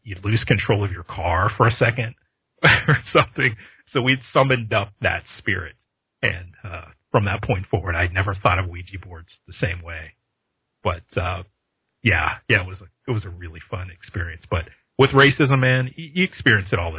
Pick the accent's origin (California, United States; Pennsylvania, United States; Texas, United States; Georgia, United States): Pennsylvania, United States; Pittsburgh; I grew up in Pittsburgh, Pennsylvania